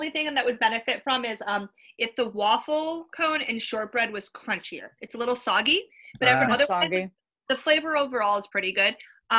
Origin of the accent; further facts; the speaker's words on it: Romeo, Michigan, United States; growing up in Romeo, Michigan, where I'm from.